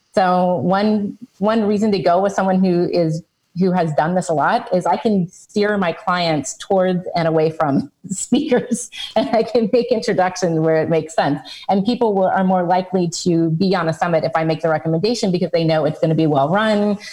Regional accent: United States; I'm American, so I say niche

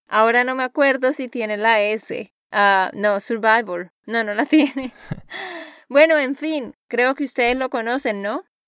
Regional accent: Santander, Colombia; de Santander, Colombia

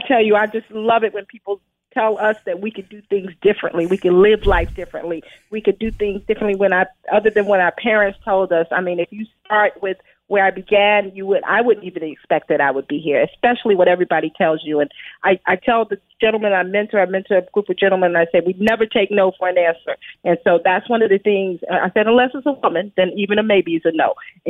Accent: Brooklyn, New York, United States; as a child, I grew up in Brooklyn, New York, in a pretty urban environment.

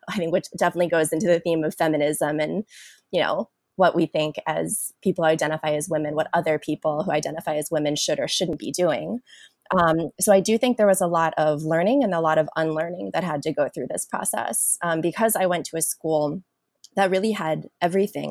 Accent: Washington, District of Columbia, United States; born or raised there; also born or lived in South Korea

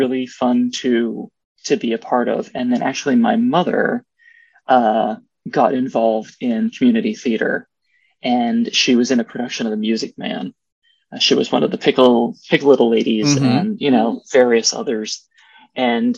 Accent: the Poconos, Pennsylvania, United States; I grew up in the Poconos

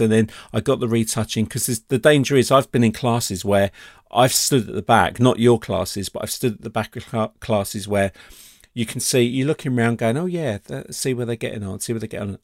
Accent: United Kingdom; being British

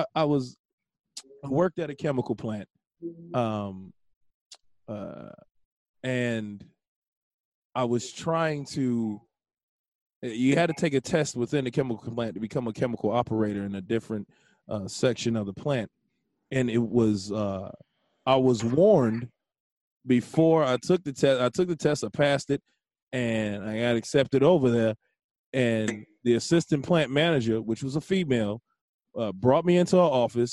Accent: Chicago, Illinois, United States; also born or lived in Blue Island, Illinois; I was born in Blue Island, Illinois. I grew up on the south side of Chicago, 122nd and State Street.

